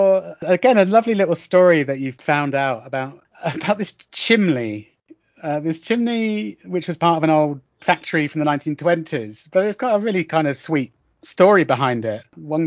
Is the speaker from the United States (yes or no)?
no; United Kingdom; I'm intrigued by Gibraltar, particularly obviously being British.